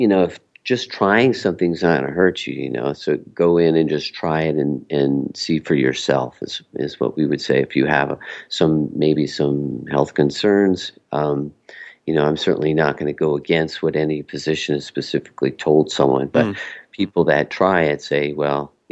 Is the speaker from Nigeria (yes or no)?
no; Mexico; we're from Mexico